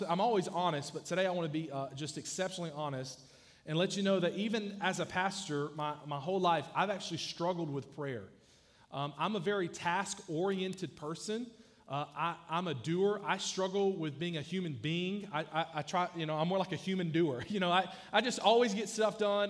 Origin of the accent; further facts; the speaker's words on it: South Georgia, United States; I grew up in South Georgia where a lot of people can barely read and write